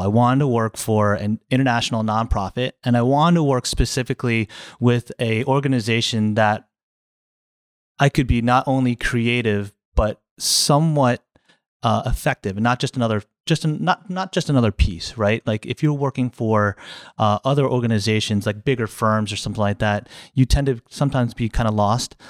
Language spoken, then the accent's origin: English; New Jersey, United States; moved away as an adult; now in Florida, United States; I grew up in New Jersey, uh, a little far away from here